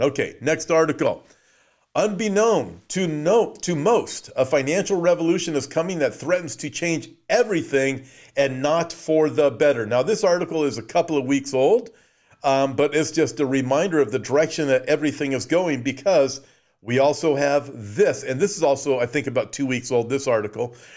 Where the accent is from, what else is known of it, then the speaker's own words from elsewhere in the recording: Southern California, United States; I was born and raised in Southern California, lived very close to Disneyland